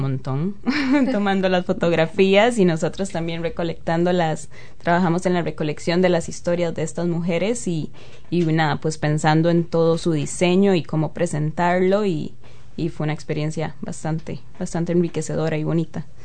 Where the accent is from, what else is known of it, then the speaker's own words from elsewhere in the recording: San Isidro de Heredia, Heredia, Costa Rica; now in New Zealand; yo soy de San Isidro de Heredia. San Isidro de Heredia es un pueblito rural allá en Costa Rica